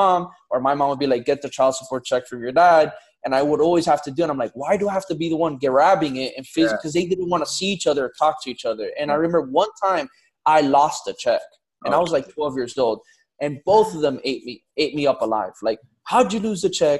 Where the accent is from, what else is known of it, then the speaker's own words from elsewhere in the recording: Miami, Florida, United States; born and raised in Miami. So Miami native, 305.